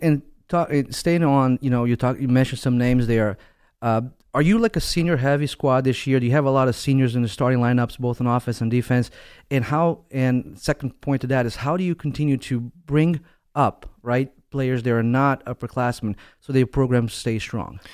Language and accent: English; Westport, Connecticut, United States; this is my town, this is my hometown